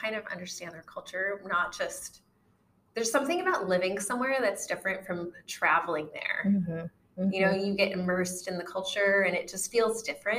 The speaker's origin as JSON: {"language": "English", "country": "Philippines", "moved": "yes", "said": "And technically I am from the Philippines."}